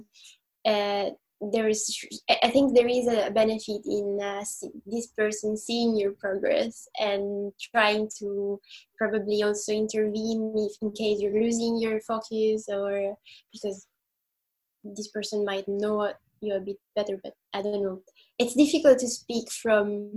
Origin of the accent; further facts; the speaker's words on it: Italy; I'm from Italy